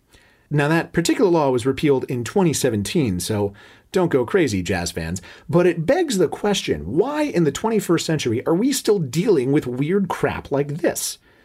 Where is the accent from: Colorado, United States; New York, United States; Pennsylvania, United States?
New York, United States; in my home state of New York